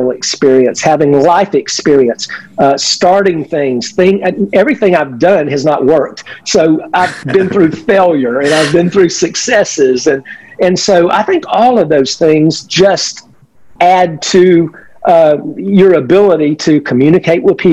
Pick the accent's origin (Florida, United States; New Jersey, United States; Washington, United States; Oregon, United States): Florida, United States; Winter Haven; I am a redneck from Central Florida. So I was one of these guys. So, you know, I came back to Central Florida and came right back to my hometown, literally the town that I graduated from high school from